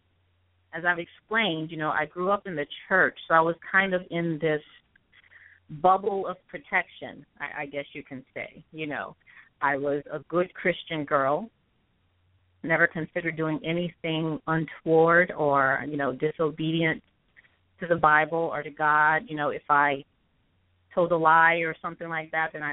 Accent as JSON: {"language": "English", "town": "Houma", "region": "Louisiana", "country": "United States", "tie": "born or raised there", "said": "I'm from Houma, which is south of New Orleans in Terrebonne Parish. Grew up there with my family"}